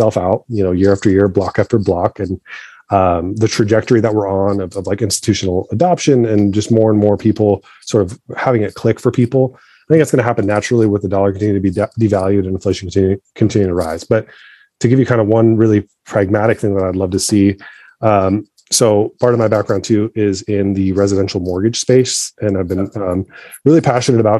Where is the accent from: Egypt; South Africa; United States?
Egypt; moved away; I'm from Egypt originally